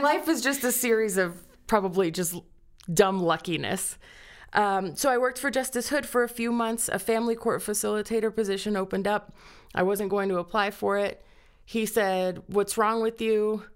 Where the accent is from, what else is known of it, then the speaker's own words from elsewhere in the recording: Cañon City, Colorado, United States; also born or lived in Miami, Florida; I grew up in Canyon City, graduated from Canyon City High School.